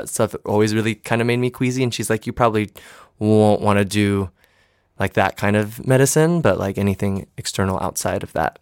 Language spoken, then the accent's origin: English; East Lansing, Michigan, United States; also born or lived in New Orleans / Miami / San Diego; now in New York City, United States; I always say I'm from Michigan. I grew up in East Lansing